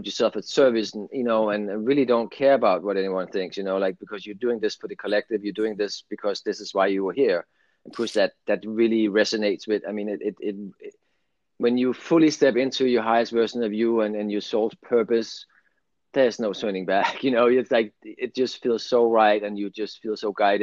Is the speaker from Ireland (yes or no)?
no; Denmark; English is a second language; moved away as an adult; now in California, United States; English is my second language too. I'm from Denmark and I lived there for 22 right. years now, and ended up in California